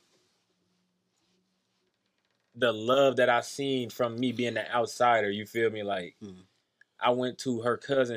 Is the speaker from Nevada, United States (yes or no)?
yes; Las Vegas, Nevada, United States; also born or lived in San Bernardino, California; I'm from California. I was born in California, but I'm from Vegas. If you ask me, I'm from Vegas.